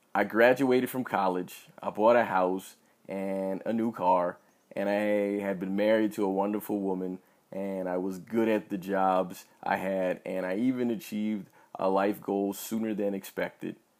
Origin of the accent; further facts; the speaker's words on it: United States; I'm an American